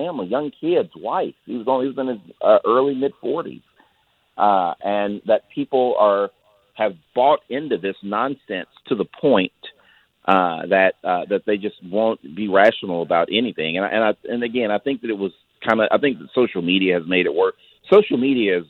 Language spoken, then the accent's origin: English; Fort Worth, Texas, United States; when I was growing up in Fort Worth